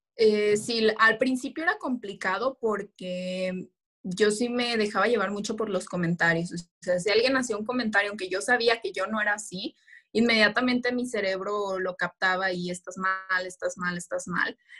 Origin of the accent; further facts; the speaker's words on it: Michoacán, Mexico; regreso a mi estado para participar por la corona de nuestra belleza Michoacán